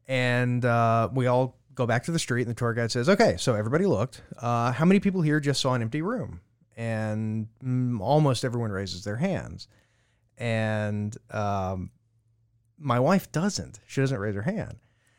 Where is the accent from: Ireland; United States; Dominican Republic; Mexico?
United States; Louisiana; I'm from Louisiana, and we had the stories.